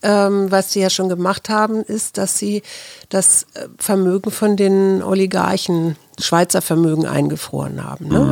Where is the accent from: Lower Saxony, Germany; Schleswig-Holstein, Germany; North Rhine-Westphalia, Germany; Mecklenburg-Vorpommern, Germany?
Schleswig-Holstein, Germany; Kiel; moved away; ich bin ja mal in Kiel zur Schule gegangen